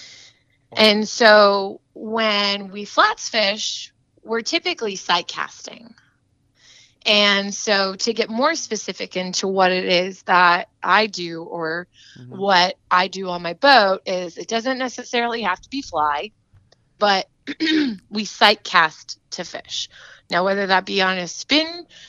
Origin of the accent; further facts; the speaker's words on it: Bandera, Texas, United States; now in Rockport, United States; I'm originally from the Hill Country in Texas, from a tiny little town called Bandera, Texas